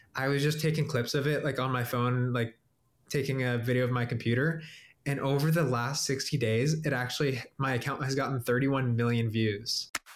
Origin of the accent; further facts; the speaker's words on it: Cincinnati, Ohio, United States; I'm from Cincinnati, Ohio.